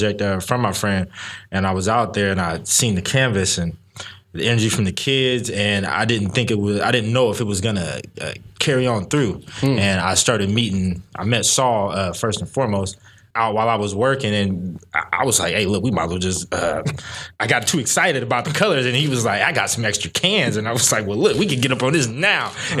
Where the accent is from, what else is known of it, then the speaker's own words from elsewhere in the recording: Sacramento, California, United States; I'm from Sacramento